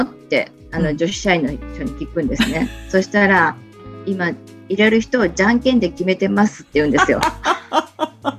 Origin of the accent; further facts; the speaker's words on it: Kochi, Japan; also born or lived in Tokyo; 生まれも育ちも高知城の近くにあります、現在の茶穂若草園のあるところで、物心ついた時から商いの中で育ちました